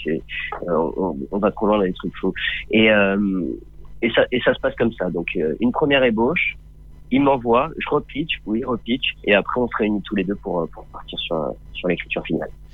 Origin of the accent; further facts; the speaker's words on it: Nice, Provence-Alpes-Côte d'Azur, France; j'ai fait euh, toute mon enfance à Nice et, et au soleil.